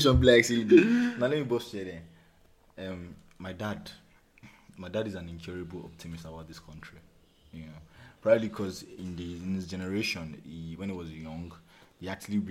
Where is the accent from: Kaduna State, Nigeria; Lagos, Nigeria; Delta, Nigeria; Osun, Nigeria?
Osun, Nigeria; I'm from Osun State.